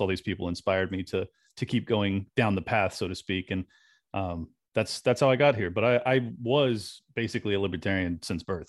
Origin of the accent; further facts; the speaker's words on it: California, United States; now in Florida, United States; i have to defend my my home state often because you know when I told people I was moving from California to Florida